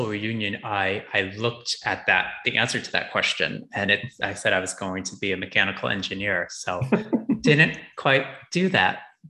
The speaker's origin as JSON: {"language": "English", "region": "Connecticut", "country": "United States", "tie": "born or raised there", "said": "I'm from Connecticut. You can take Metro North. You'll get there in 2 hours. I grew up near New York City."}